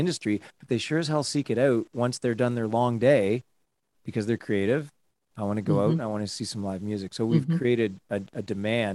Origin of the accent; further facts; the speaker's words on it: Niagara Falls, Ontario, Canada; moved away as an adult; now in Waterloo, Canada; I grew up in Niagara Falls, which was fine. But when I came to university, I went to the University of Waterloo